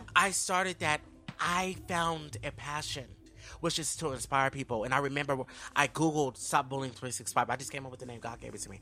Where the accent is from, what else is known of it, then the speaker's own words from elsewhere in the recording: Sacramento, California, United States; moved away as an adult; now in Los Angeles, United States; I'm from, born and raised in Sacramento, California